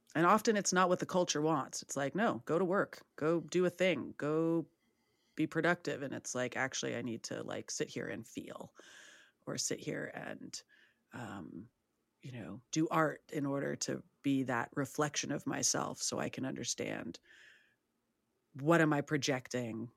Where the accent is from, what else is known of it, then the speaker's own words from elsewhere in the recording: San Francisco, California, United States; I'm from San Francisco